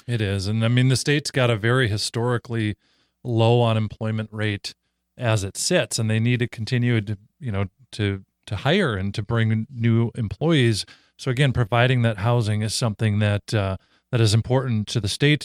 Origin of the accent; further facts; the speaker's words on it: Minnesota, United States; I grew up in Minnesota. I live in Minnesota